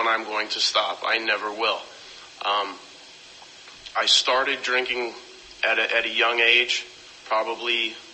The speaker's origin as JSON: {"language": "English", "town": "Las Vegas", "region": "Nevada", "country": "United States", "tie": "born or raised there", "moved": "yes", "lives_now": "Oceanside, United States", "said": "I grew up in Las Vegas"}